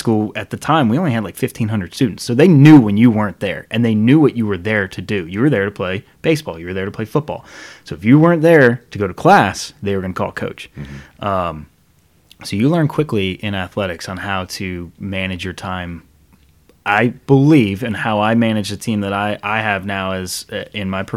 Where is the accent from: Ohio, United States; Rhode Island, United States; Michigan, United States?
Rhode Island, United States; moved away; I grew up in Rhode Island, man. And I've been here since 99